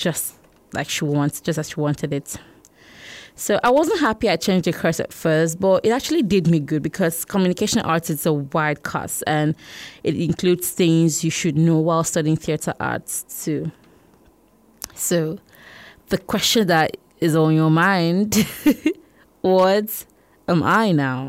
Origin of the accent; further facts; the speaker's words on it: Akwa Ibom, Nigeria; I'm from Akwaibom State, Nigeria